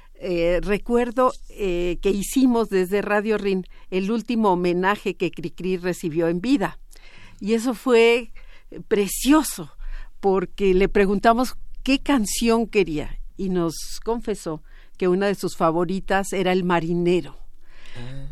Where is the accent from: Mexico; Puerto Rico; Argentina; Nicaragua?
Mexico; una herencia que tenemos como pueblo mexicano